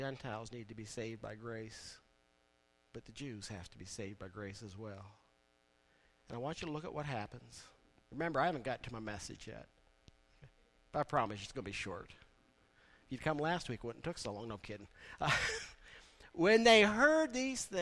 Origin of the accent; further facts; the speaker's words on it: East Liverpool, Ohio, United States; moved away; My hometown of East Liverpool